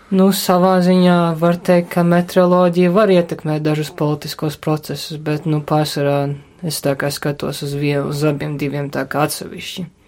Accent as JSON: {"language": "Latvian", "region": "Riga", "country": "Latvia", "said": "Esmu rīdzinieks"}